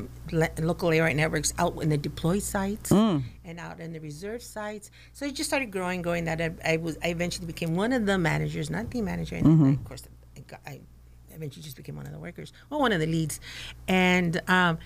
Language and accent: English; Oxnard, California, United States; I am local. I was raised in Oxnard. I was raised in, if you want to call it, the barrio in Colonia.